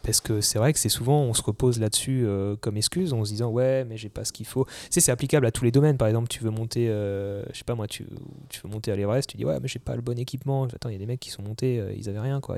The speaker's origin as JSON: {"language": "French", "area": "Alsace", "region": "Grand Est", "country": "France", "tie": "born or raised there", "also_born_or_lived": "Paris", "moved": "as an adult", "said": "je suis né en Alsace, j'ai toujours été en campagne et, j'y suis vraiment attaché"}